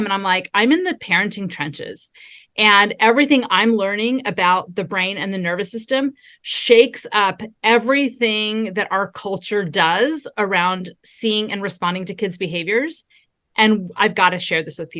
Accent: Southern California, United States; also born or lived in Texas; I was raised in Southern California, and I'm a California girl through and through

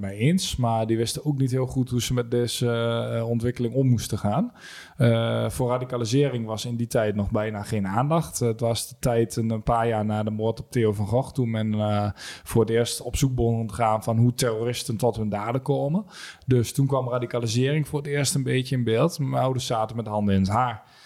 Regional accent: Almelo, Overijssel, Netherlands; 28 eh, uit Almelo.

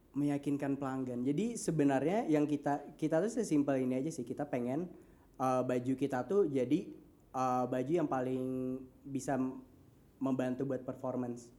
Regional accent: Banjarmasin, South Kalimantan, Indonesia; also born or lived in Bandung; kita dari Banjarmasin dan berbisnisnya di Jawa, bahkan di US

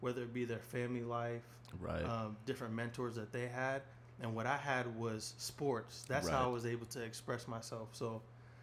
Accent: Seattle, Washington, United States; grew up in Seattle near Sandpoint

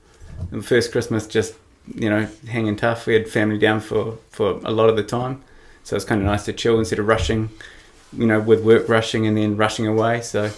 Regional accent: Auckland, New Zealand; so originally I grew up on the North Shore in Auckland.

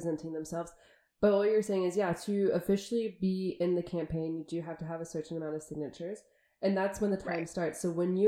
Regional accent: United States; as an American coming from a country where we spend billions of dollars on elections.

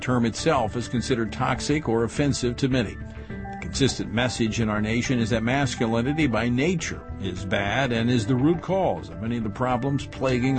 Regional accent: Oklahoma, United States; I grew up in Oklahoma

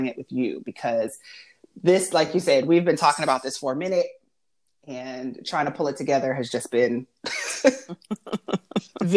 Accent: Erie, Pennsylvania, United States; moved away as an adult; now in Charlotte, United States; I am from Erie, Pennsylvania. Wonderful place to grow up.

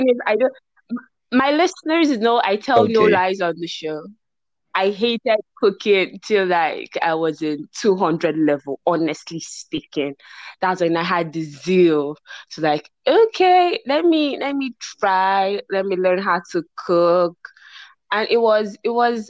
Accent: Nigeria; as a Nigerian

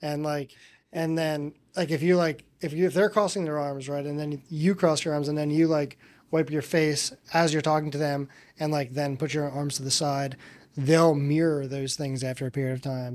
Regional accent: Northeast, United States; now in South Florida, United States; I'm from the Northeast

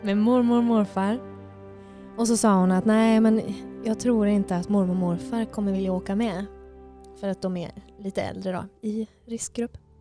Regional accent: Kalmar, Kalmar County, Sweden; moved away as an adult; now in Gothenburg, Sweden; Jag är från eh, Kalmar i Sverige

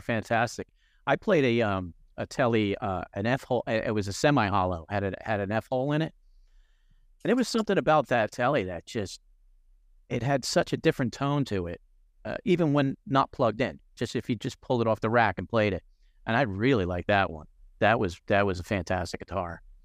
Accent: New Jersey, United States; I grew up in New Jersey

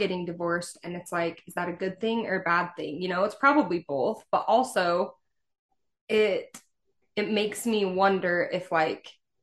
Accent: Utah, United States; born or raised there

